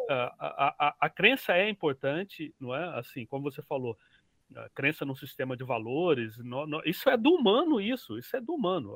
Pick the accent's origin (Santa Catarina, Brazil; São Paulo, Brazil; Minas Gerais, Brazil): Minas Gerais, Brazil; eu sou mineiro, mineiro é desconfiado por natureza